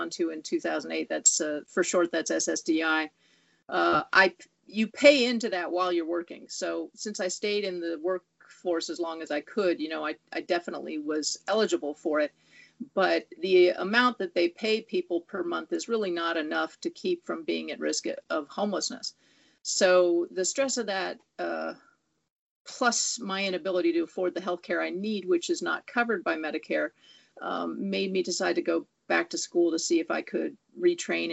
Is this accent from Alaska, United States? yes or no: no; Southern California, United States; also born or lived in Bay Area, California; now in Los Angeles, United States; I was born and raised in Southern California